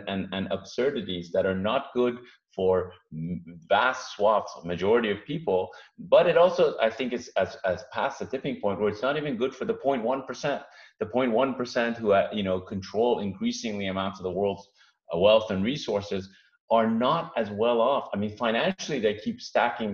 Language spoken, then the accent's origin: English; Iran; now in United States; I'm an immigrant myself, first generation. My parents picked this country, the U.S., because of the Constitution and the rules and democracy. I came from Iran